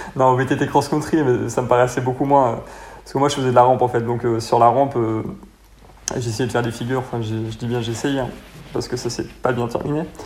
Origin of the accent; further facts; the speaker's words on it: Royan, Nouvelle-Aquitaine, France; moved away as an adult; now in Montpellier, France; Je suis originaire de Royan, là, sur la Charente-Maritime. Et en fait, je suis parti euh, à Montpellier bah, quand j'avais 19 ans pour mes études.